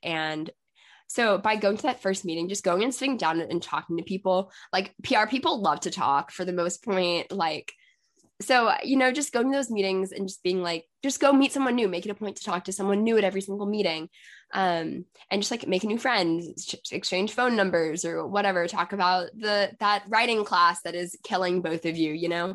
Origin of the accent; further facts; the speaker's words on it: Texas, United States; I'm from Texas